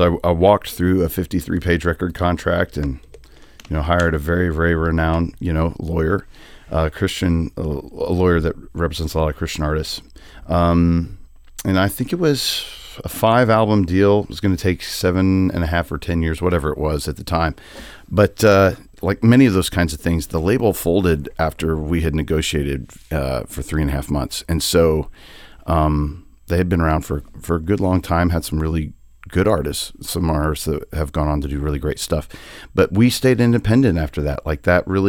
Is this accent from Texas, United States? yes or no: no; Indiana, United States; grew up in the same church with me growing up in Indiana